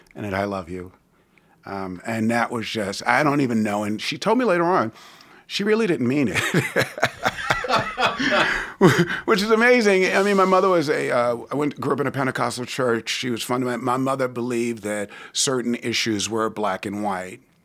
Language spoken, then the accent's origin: English; New York City, New York, United States; now in Richmond, United States; I was born and raised in New York City